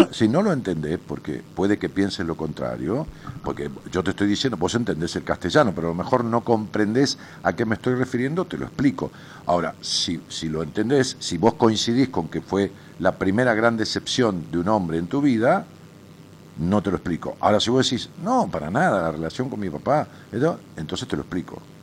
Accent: Ramos Mejía, Buenos Aires Province, Argentina; un cine de mi barrio, allá en mi pueblo, en Ramos Mejía

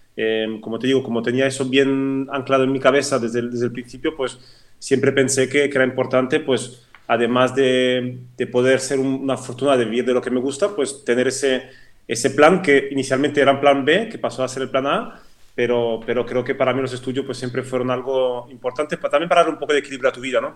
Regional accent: French-speaking Switzerland, Romandy, Switzerland; first language French; Spanish is a second language; moved away as an adult; also born or lived in Madrid, Spain; now in Spain; yo crecí en la parte, digamos, francófona de Suiza, de ahí mi, acento

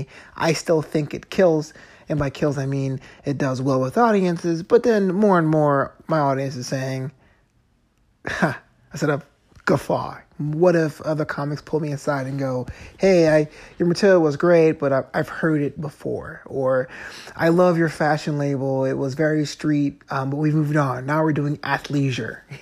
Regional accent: East Coast, United States; now in Los Angeles, United States; I grew up on the East Coast

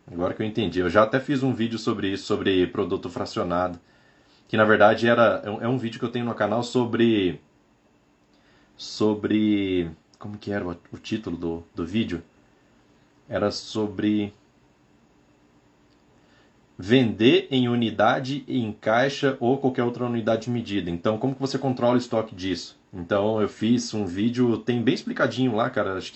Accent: São Benedito, Ceará, Brazil; Sou de São Benedito, Ceará.

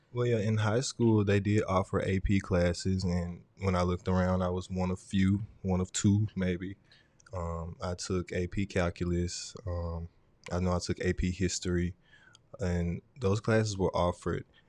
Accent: Vicksburg, Mississippi, United States; also born or lived in Port Gibson, Mississippi; I was born in Vicksburg, but my family raised me in Port Gibson for a short time

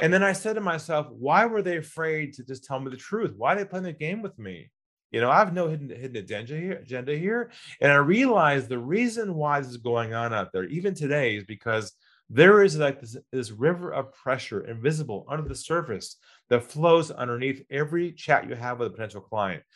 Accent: California, United States; moved away as an adult; also born or lived in Los Angeles; now in Sydney, Australia; I'm originally from California

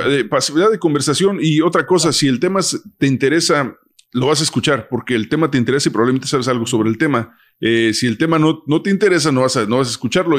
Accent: United States; crecimos en Estados Unidos desde morros

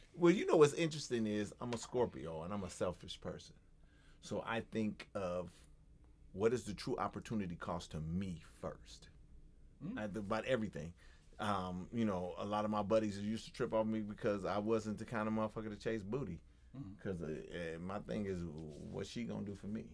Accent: United States; as an American

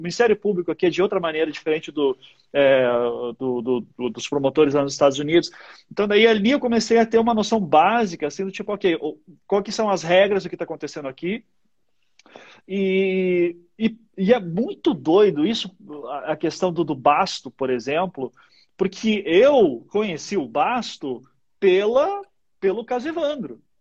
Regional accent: Paraná, Brazil; also born or lived in Recife; eu sou do Paraná, né? Nasci em Recife, mas assim, cresci a vida inteira no Paraná

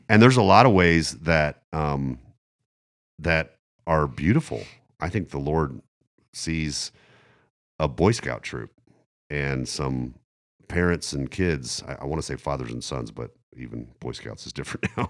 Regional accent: Germany; moved away; I grew up in Germany

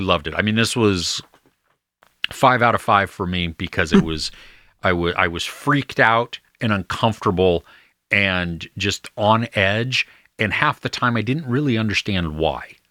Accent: United States; as an American

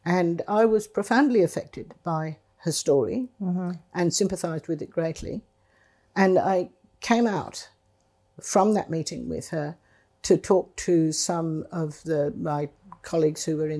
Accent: England, United Kingdom; also born or lived in India; I was born in India in 1945, and my mother took me to England in 1947, leaving my father behind because he had thrombosis and was ill.

